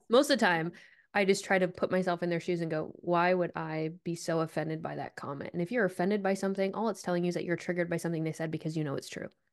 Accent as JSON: {"language": "English", "region": "Vermont", "country": "United States", "tie": "born or raised there", "said": "I grew up in Vermont"}